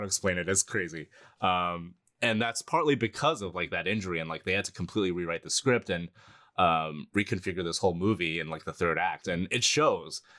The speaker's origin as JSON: {"language": "English", "country": "United States", "tie": "born or raised there", "said": "I was born in the United States"}